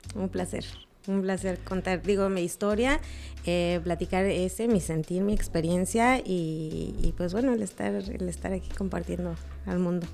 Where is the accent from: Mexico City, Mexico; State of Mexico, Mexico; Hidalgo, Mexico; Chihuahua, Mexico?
Mexico City, Mexico; now in Cancún, Mexico; yo soy de México